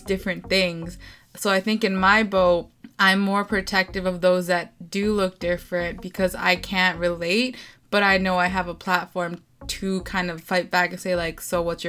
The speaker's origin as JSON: {"language": "English", "town": "Toronto", "region": "Ontario", "country": "Canada", "tie": "born or raised there", "said": "I grew up in Toronto"}